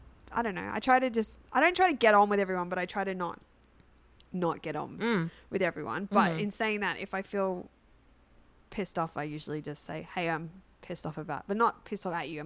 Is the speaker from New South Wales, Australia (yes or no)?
yes; Sydney, New South Wales, Australia; I'm from Sydney.